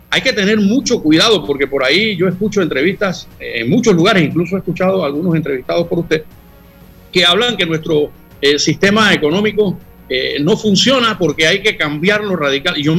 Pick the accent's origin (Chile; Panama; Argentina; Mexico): Panama; garantizando que en nuestro país haya oportunidades para todos los que somos panameños y los que han decidido convivir con nosotros